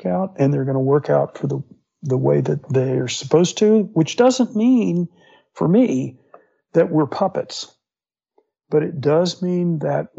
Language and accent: English; Fort Myers, Florida, United States; I grew up in Florida. And so, yeah, on the West Coast in Fort Myers